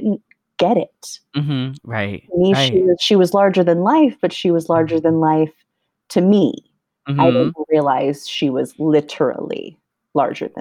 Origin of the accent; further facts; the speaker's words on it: Los Angeles, California, United States; It is a Mexican restaurant in the San Fernando Valley, which is where I grew up in Los Angeles